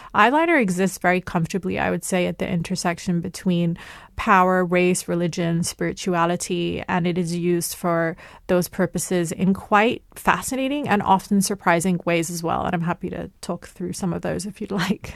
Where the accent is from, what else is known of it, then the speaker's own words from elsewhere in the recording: United Kingdom; I grew up in the United Kingdom. I'm of Lebanese and Egyptian heritage